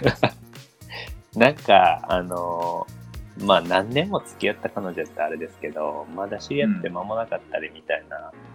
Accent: Osaka, Japan; 僕、大阪生まれで、もう小さい時から行ってるし

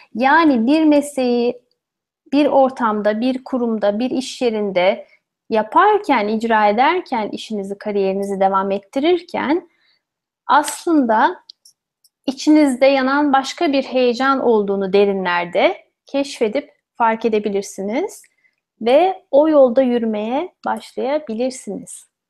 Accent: Ankara, Turkey; first language Turkish; moved away as an adult; also born or lived in Odense, Denmark; now in Bordeaux, France; Ankara'da doğdum büyüdüm.

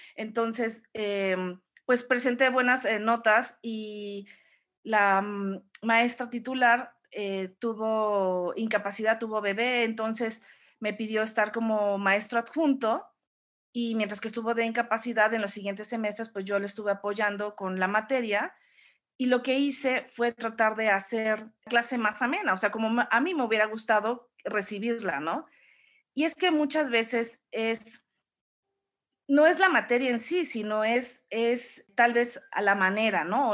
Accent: Orizaba, Veracruz, Mexico; also born or lived in Mexico City; crecí toda mi infancia, bueno, yo nací en la Ciudad de México, pero crecí en la, en Orizaba

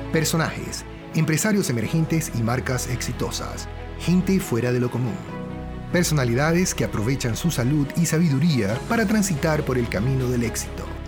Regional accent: Venezuela; somos los dos de Venezuela

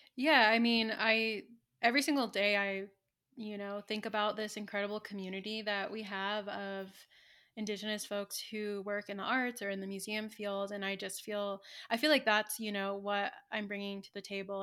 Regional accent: Santa Ynez, California, United States; born or raised there; moved away as an adult; now in Santa Fe, United States

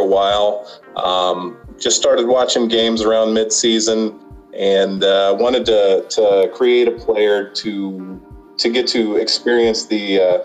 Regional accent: Omaha, Nebraska, United States; from Omaha, Nebraska, 36 years old

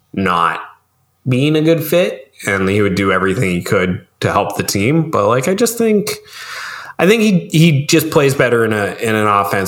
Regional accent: Canada; I'm gonna hope on the Maple-y, Canuck-y goodness of being a Canadian, right?

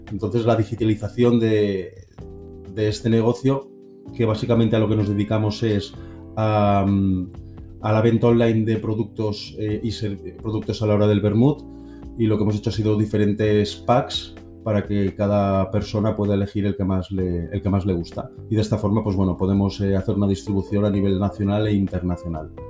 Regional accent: Barcelona, Catalonia, Spain; hola a todos … soy de Barcelona.

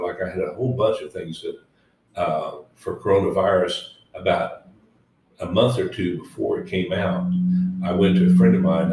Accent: Woodward, Oklahoma, United States; I grew up in Woodward, Oklahoma

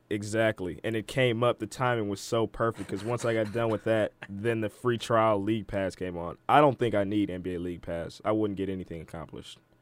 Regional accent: Detroit, Michigan, United States; my hometown team, the Detroit Pistons

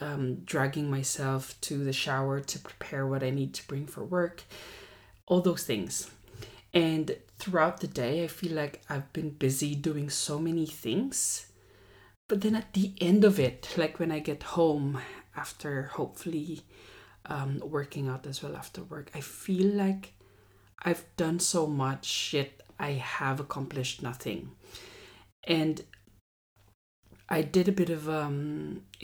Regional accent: Central Luzon, Philippines; moved away as an adult; now in Australia; I am born and raised in the Philippines, proud Filipino here, proud Kapampangan as well.

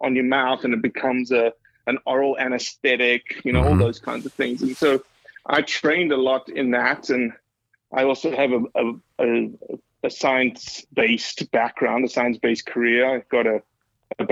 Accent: South Africa; moved away as an adult; now in Mississippi, United States; growing up in South Africa

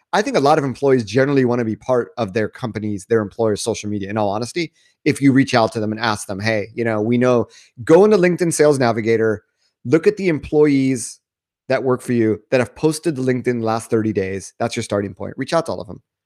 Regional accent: United States; moved away as an adult; also born or lived in Japan; I'm, I'm American

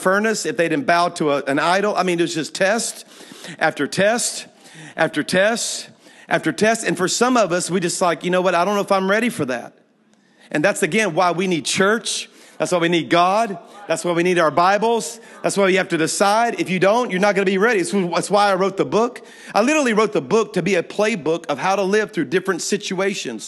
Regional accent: Louisiana, United States; moved away as an adult; now in Alabama, United States; I'm from Louisiana

